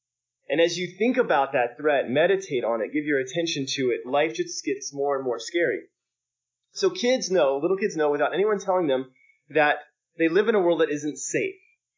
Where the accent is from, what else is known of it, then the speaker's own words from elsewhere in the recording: Alabama, United States; I don't know if you know this, I grew up in Alabama